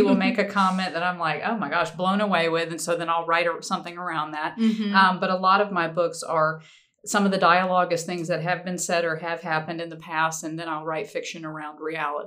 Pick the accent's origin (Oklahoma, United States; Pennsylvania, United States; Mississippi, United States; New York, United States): Mississippi, United States; Biloxi; also born or lived in Boston, Massachusetts; now in Spanish Fort, United States; Biloxi, Mississippi. That's my hometown